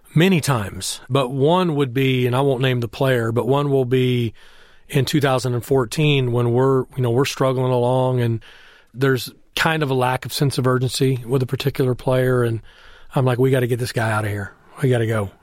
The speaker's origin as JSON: {"language": "English", "town": "Temple", "region": "Texas", "country": "United States", "tie": "born or raised there", "moved": "yes", "said": "I grew up in Temple, Texas, where it was a football factory"}